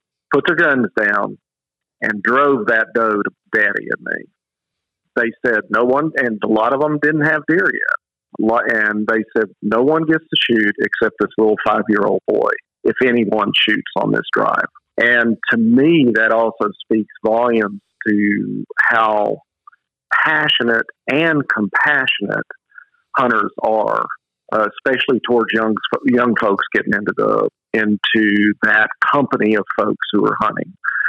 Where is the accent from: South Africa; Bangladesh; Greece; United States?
United States; the South; You can tell I'm from the South, calling them mama and daddy